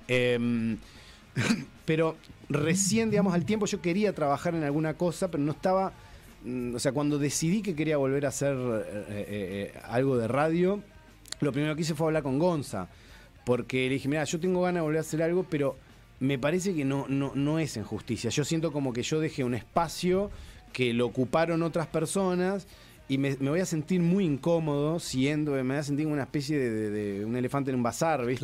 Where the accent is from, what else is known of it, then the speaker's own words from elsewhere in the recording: Uruguay; also born or lived in Argentina / Spain; yo me siento uruguayo